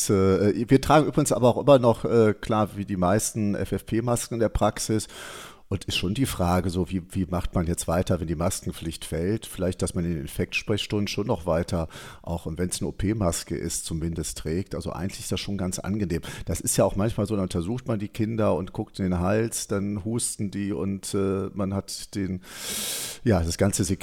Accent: Cologne, North Rhine-Westphalia, Germany; wir kennen das ja als Kölner

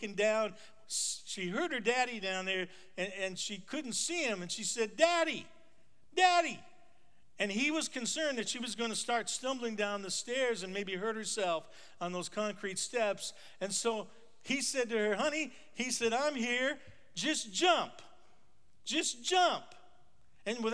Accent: North Dakota, United States; When I was a kid growing up in North Dakota on a farm

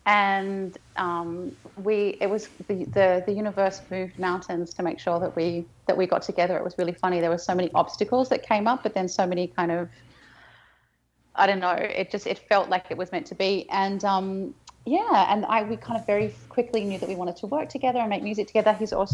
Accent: Berlin, Germany; I'm Berliner.

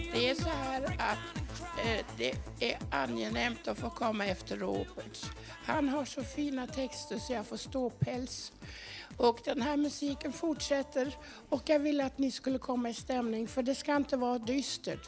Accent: Dortmund, North Rhine-Westphalia, Germany; moved away; also born or lived in Göttingen, Germany; där var det på vischan med höns, kaniner och morötter. Där växte jag upp.

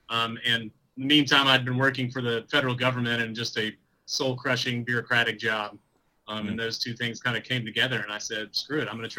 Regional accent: East Tennessee, United States; moved away as an adult; also born or lived in Washington, D.C.; I grew up in East Tennessee and then moved up to D.C. chasing a girl back in the day.

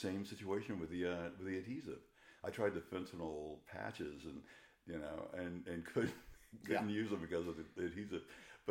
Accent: Florida, United States; now in Los Angeles, United States; I'm from the deep south. I'm from Florida, where things are a little, not quite as polished as they are here in LA.

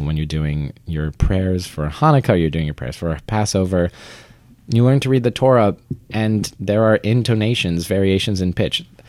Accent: St. George, Vermont, United States; I grew up in Vermont.

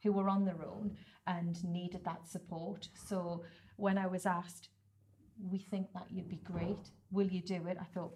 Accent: Whitley Bay, North East England, United Kingdom; also born or lived in Ponteland; I was born and bred in Whitley Bay

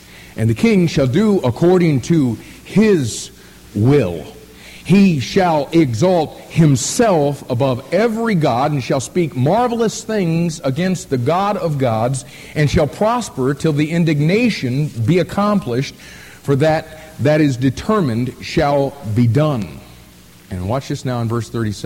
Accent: United States; we call ourselves Americans

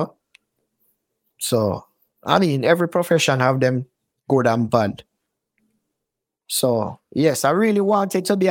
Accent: Kingston, Jamaica; moved away; I grew up in a place called Mona Heights in Jamaica.

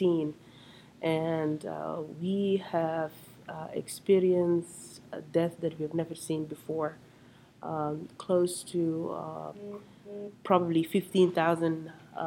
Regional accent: South Sudan; also born or lived in Cairo, Egypt / England; now in United States

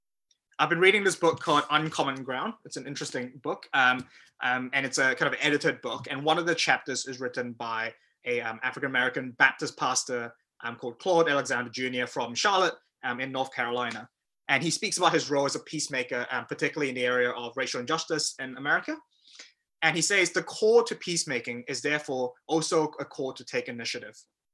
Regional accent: Malaysia; also born or lived in New Zealand; I grew up in Malaysia and New Zealand

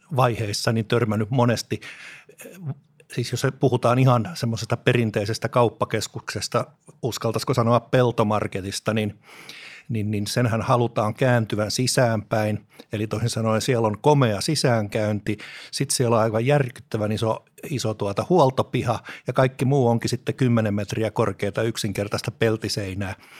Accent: Espoo, Uusimaa, Finland; Lapsuuteni Tapiolassa

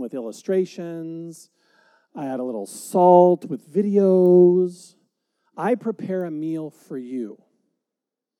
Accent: United States; I love being an American. I'm so glad to be here in America

